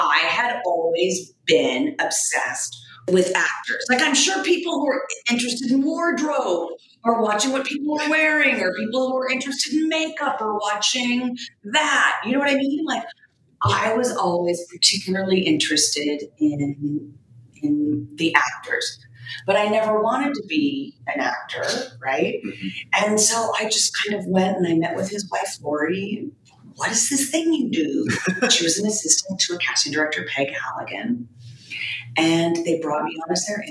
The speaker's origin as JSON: {"language": "English", "town": "Long Beach", "region": "California", "country": "United States", "tie": "born or raised there", "said": "I grew up in Long Beach, fourth generation Long Beach."}